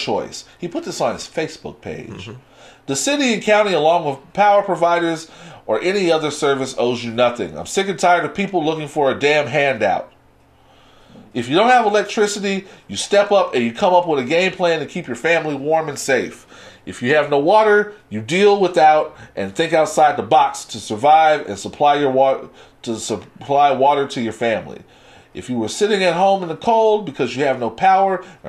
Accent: Texas, United States; I too am a Texan

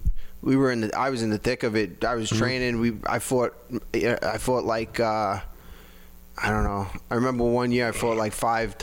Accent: Wantagh, New York, United States; also born or lived in Valley Stream, New York / Seaford, New York; I grew up in Wantagh. I was born in Valley Stream, and then I moved to Wantagh when I was going into 7th grade.

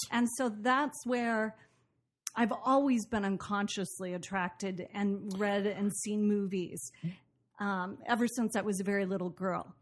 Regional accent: Portland, Oregon, United States; moved away as an adult; also born or lived in Boston; I grew up in Portland, Oregon, and did a lot of theater after high school

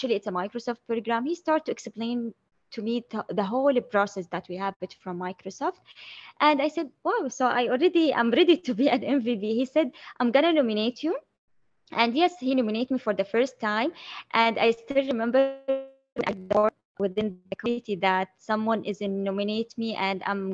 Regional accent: Saudi Arabia; I'm from Saudi Arabia, Middle East.

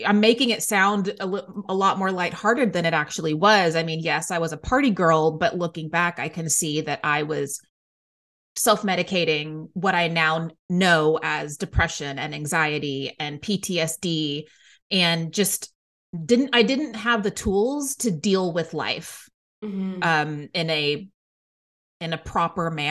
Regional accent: Waco, Texas, United States; moved away as an adult; now in New York City, United States; I grew up in Waco, Texas

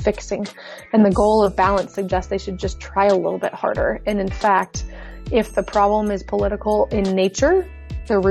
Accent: Portland, Oregon, United States; also born or lived in Austin, Texas; now in St. Louis, United States; I grew up in Portland, Oregon

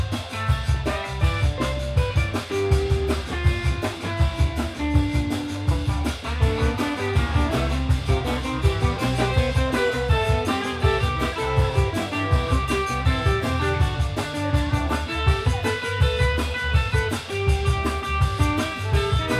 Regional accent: Buffalo, New York, United States; we're from Western New York, Buffalo area. The neighborhood I grew up in is called Black Rock

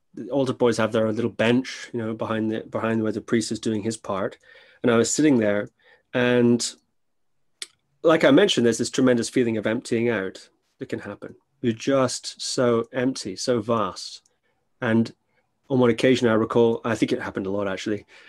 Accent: Shetland Islands, Scotland, United Kingdom; I grew up on the Shetland Islands, which is a little island north of Scotland

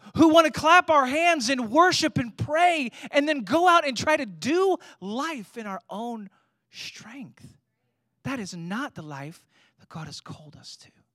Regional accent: United States; being American Christians

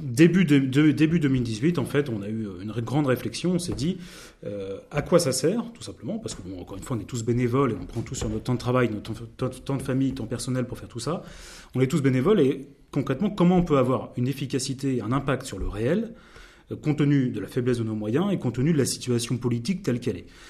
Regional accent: Normandy, France; moi, je suis normand

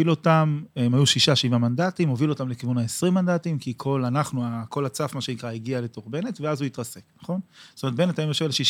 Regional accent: Or Yehuda, Central District, Israel; אני גדלתי באור יהודה בשפרינצק, כן.

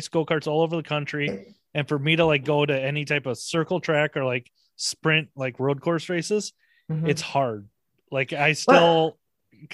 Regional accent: Midwest, United States; I'm from the Midwest small town

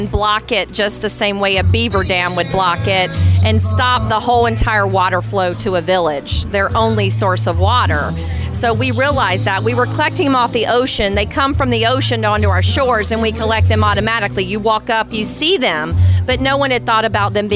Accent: Atlanta, Georgia, United States; moved away; also born or lived in Kenya; I'm from Atlanta

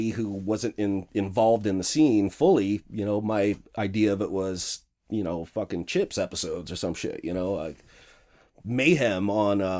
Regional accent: Washington, United States; also born or lived in Spokane / Centralia / Redmond / Seattle; I was born in Spokane. Okay, moved to Centralia, Washington. Okay, moved to Redmond, moved to Seattle.

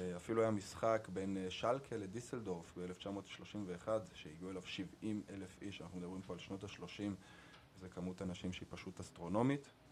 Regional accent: Arad, Southern District, Israel; also born or lived in Germany; נולדתי בגרמניה, לאימא גרמניה ואבא ישראלי. אימא שלי עלתה לארץ כשהייתי מאוד צעיר. בארץ גדלתי בערד

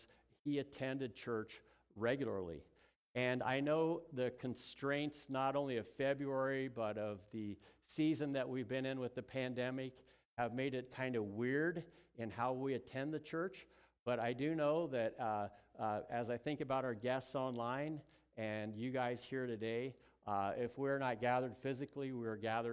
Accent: Southern California, United States; moved away; I was born in Southern California

